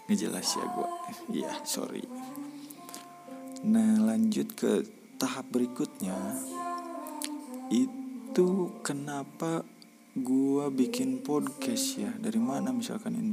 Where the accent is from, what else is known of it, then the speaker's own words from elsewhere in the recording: Garut, West Java, Indonesia; oh iya gue itu dari Kabupaten Garut tepatnya gue in, saat ini uh, sedang ber diam diri